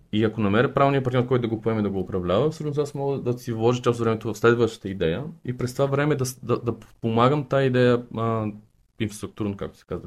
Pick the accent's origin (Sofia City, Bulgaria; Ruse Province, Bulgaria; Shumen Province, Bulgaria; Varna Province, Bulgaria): Sofia City, Bulgaria; Sofia; born or raised there; also born or lived in Targovishte